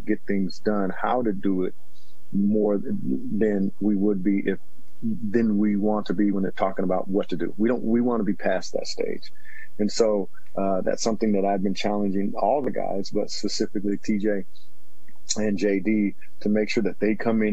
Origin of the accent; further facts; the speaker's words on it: Washington, United States; moved away as an adult; my hometown, it is big time Washington State, big time University of Washington